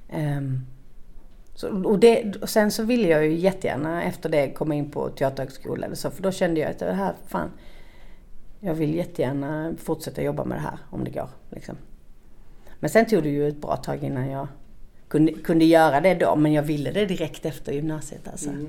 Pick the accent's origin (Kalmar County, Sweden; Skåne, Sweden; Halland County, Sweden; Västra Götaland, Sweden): Skåne, Sweden; Malmö; moved away as an adult; also born or lived in Stockholm; Jag är uppvuxen i Malmö, eh, på Kirseberg, som ligger i östra delen av Malmö.